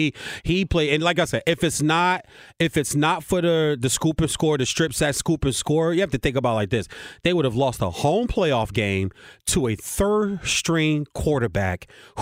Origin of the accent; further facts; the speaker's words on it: Virginia, United States; Liberty University out of my home state, Virginia.